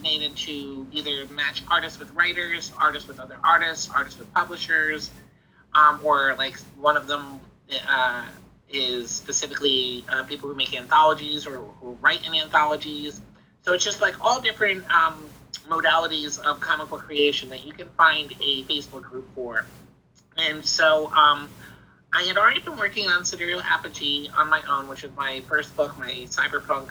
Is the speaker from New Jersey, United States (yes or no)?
yes; New Jersey, United States; now in Midwest, United States; I'm from New Jersey, and I currently live in the Midwest